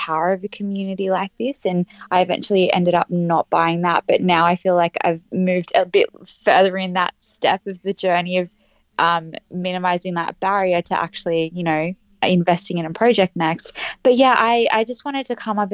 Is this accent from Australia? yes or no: yes; Australia; I'm from Australia